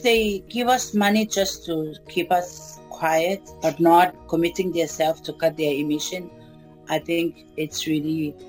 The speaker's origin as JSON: {"language": "English", "country": "Kiribati", "said": "I'm from Kiribati."}